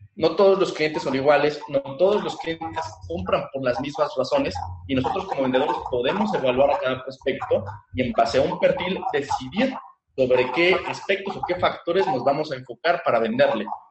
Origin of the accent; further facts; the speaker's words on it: Mexico; aquí en mi país